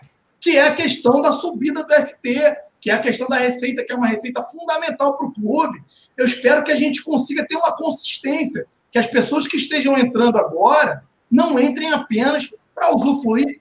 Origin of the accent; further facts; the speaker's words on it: Baixada Fluminense, Rio de Janeiro, Brazil; eu cresci em comunidade carente, cresci na Baixada Fluminense com muito orgulho